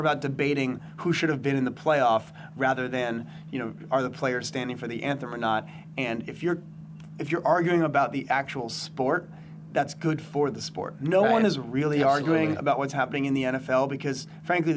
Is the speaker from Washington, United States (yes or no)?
no; New Jersey, United States; I grew up in New Jersey